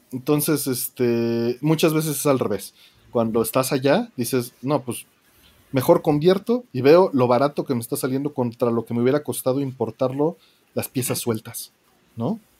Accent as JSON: {"language": "Spanish", "country": "Mexico", "said": "Porque siendo mexicano estás acostumbrado a pagar envíos"}